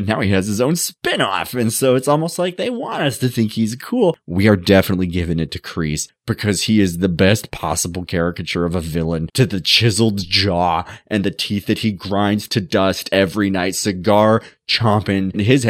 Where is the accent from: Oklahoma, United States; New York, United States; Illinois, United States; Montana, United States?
Montana, United States; now in California, United States; When I grew up in Montana, I just had this belief that California was cool.